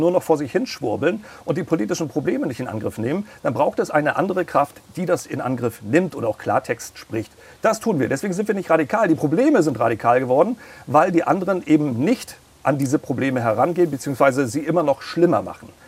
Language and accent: German; Schwerin, Mecklenburg-Vorpommern, Germany; Das wäre natürlich in meiner Heimatstadt Schwerin.